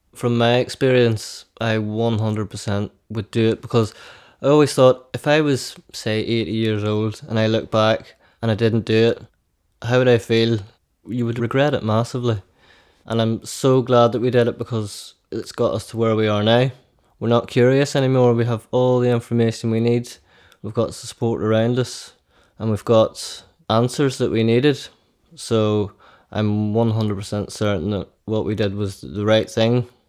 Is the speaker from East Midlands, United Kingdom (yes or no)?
no; County Down, Northern Ireland, United Kingdom; we grew up in County Down